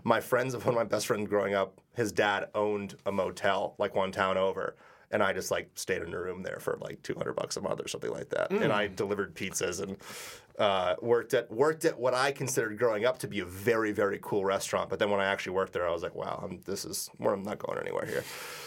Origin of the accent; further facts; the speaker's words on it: New England, United States; growing up in New England